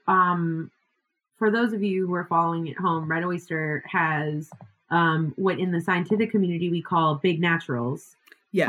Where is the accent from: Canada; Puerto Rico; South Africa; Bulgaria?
Puerto Rico; I grew up in Puerto Rico